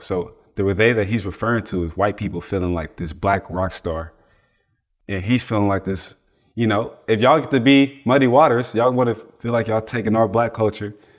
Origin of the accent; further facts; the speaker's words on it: East Palo Alto, California, United States; also born or lived in Oakland; I'm from East Palo Alto, California.